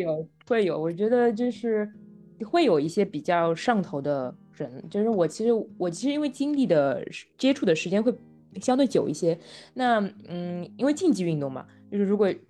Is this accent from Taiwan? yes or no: no; Shanghai, China; 我是个上海人啊，就是从小在上海长大